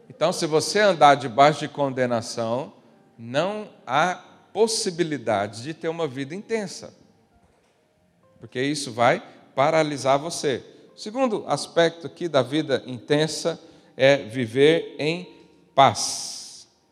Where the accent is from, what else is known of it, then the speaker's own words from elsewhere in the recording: Brazil; moved away; eu vim de uma região lá do Brasil muito